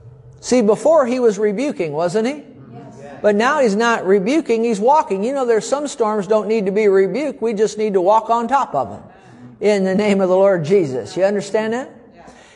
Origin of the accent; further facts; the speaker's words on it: Fenton, Missouri, United States; I said, I'm a pastor from Fenton, Missouri, and I'm going to be flying back on your jet today back to St. Louis.